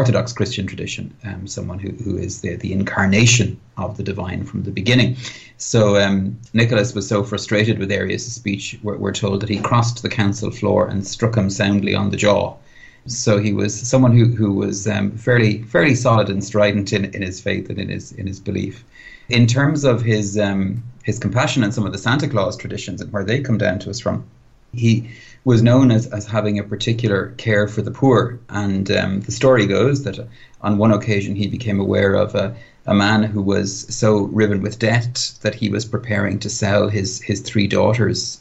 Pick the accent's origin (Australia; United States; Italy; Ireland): Ireland